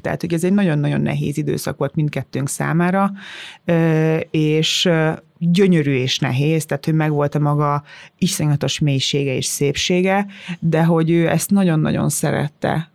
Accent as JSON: {"language": "Hungarian", "town": "Tiszalök", "region": "Szabolcs-Szatmár-Bereg", "country": "Hungary", "tie": "born or raised there", "moved": "yes", "said": "én innen jövök, én, ugyanaz a gyökerem, mint nektek, ugyanott nőttem fel"}